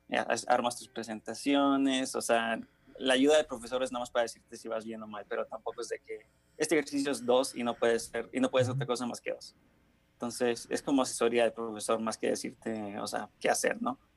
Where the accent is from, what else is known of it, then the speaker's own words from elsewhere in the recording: Nuevo León, Mexico; born there; also born or lived in Honduras / Toluca; Sí, nací en México, en Nuevo León, pero, este, digamos, solo estuve ahí como tres meses en lo que mis papás iban de vuelta a Honduras.